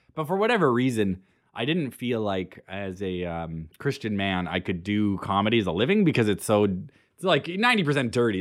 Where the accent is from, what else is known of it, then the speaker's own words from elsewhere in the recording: Edmonton, Alberta, Canada; I'm from Edmonton